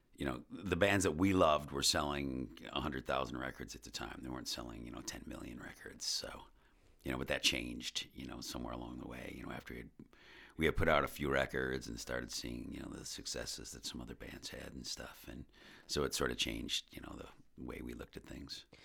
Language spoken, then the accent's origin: English; West Seneca, New York, United States; also born or lived in South Buffalo / Buffalo / Los Angeles; I grew up in West Seneca